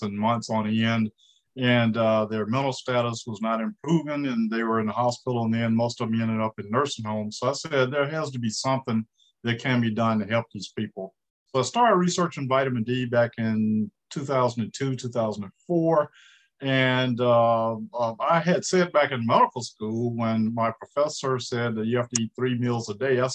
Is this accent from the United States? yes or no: yes; Indianola, Mississippi, United States; moved away as an adult; also born or lived in Jackson, Mississippi / Atlanta, Georgia / Rochester, Minnesota; I'm originally from Indianola, Mississippi